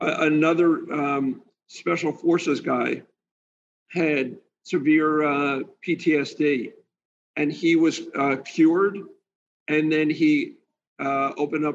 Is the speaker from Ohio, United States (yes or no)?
no; New Jersey, United States; moved away as an adult; now in Florida, United States; I'm from New Jersey, so I'm a little bit of a, bulldog from New Jersey.